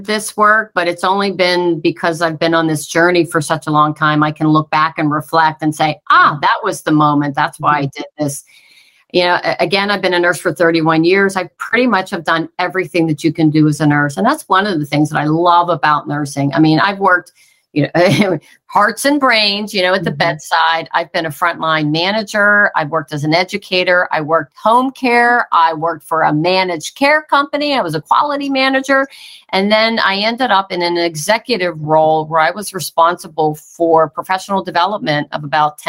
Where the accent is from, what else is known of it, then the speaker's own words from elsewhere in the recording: Pittsburgh, Pennsylvania, United States; I'm originally from Pittsburgh, Pennsylvania